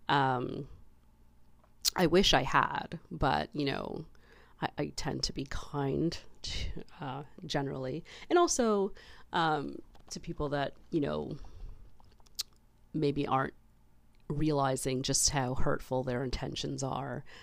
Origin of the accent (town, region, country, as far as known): Canada